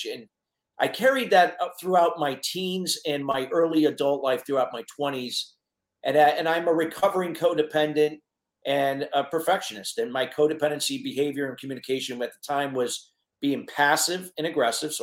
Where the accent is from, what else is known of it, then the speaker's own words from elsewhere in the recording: Connecticut, United States; also born or lived in Neptune, New Jersey / Tampa Bay area, Florida; I went back to Connecticut when I was between 5 and 6 years